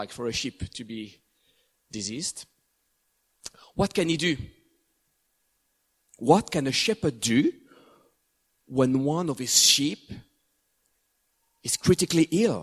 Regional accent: France; moved away as an adult; also born or lived in England; the place I grew up for the first time in my hometown in France

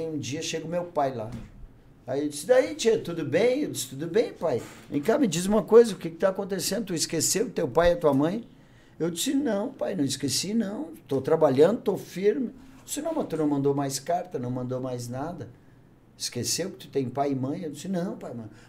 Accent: Bagé, Rio Grande do Sul, Brazil; moved away as an adult; now in Novo Hamburgo, Brazil; Eu sou um cara que eu venho do interior, eu sou natural de Bagé, né, cara?

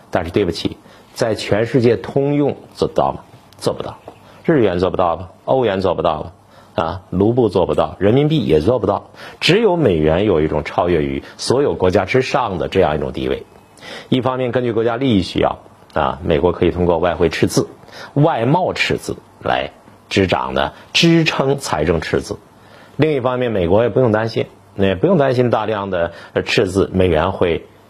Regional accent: Harbin, Heilongjiang, China; 我们老家哈尔滨

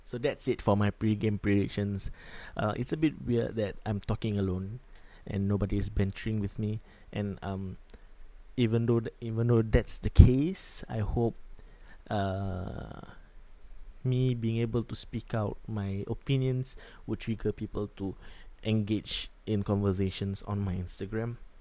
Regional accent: Singapore; I'm from Singapore

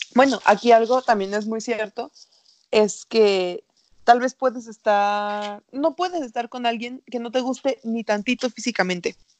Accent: Culiacán, Sinaloa, Mexico; soy sinaloense

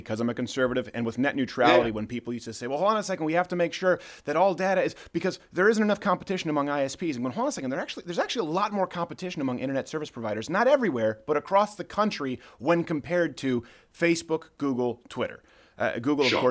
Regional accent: Canada; moved away; I was raised in Canada.

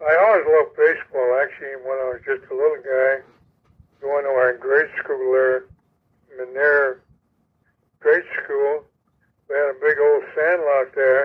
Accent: Chicago, Illinois, United States; I was born and raised on Cleveland Avenue

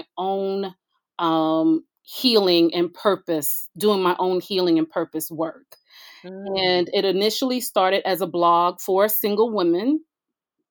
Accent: New York City, New York, United States; I hail from Brooklyn, New York

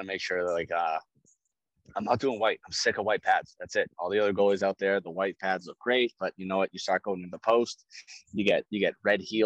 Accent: New England, United States; I'm like, New England

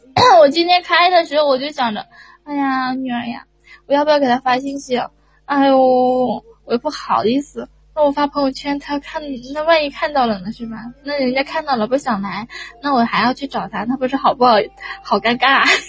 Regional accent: Hunan, China; 我是湖南的

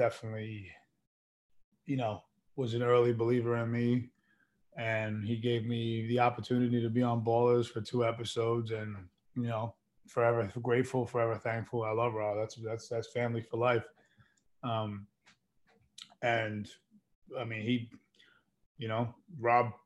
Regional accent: New York, United States; moved away as an adult; also born or lived in Queens, New York; now in Los Angeles, United States; I was from New York.

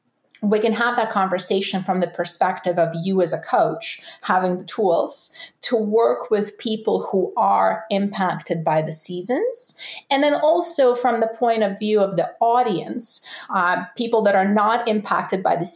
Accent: Russia; now in Canada; I'm from Russia, there are absolutely clear seasons there. Now I live in Canada

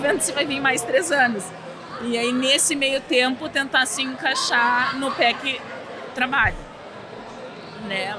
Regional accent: Porto Alegre, Rio Grande do Sul, Brazil; moved away as an adult; now in Montreal, Canada; nós viemos de Porto Alegre, uhum. Rio Grande do Sul

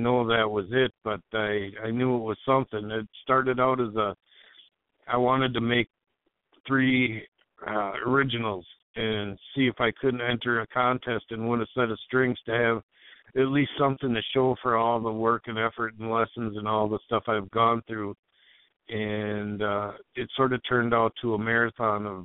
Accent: Lauderdale, Minnesota, United States; now in Maplewood, United States; I'm from right in between Minneapolis and St. Paul, a little town called Lauderdale, a small town in a big

